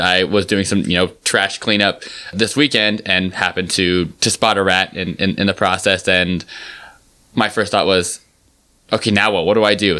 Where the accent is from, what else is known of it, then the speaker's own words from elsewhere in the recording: New York City, New York, United States; I'm from New York.